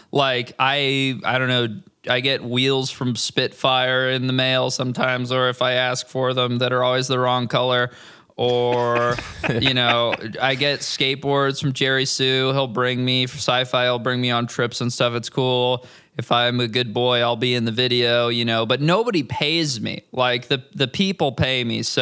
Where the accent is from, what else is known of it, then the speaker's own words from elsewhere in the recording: Orange County, California, United States; I'm from Orange County, uh, which is a like just the next county south of Los Angeles, basically a bunch of suburbs. It's pretty boring